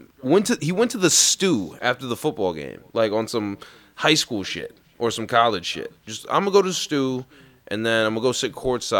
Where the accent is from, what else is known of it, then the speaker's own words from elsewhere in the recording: Florida, United States; Oh, and I did it in my home state of Florida, only like 3 hours from where I grew up.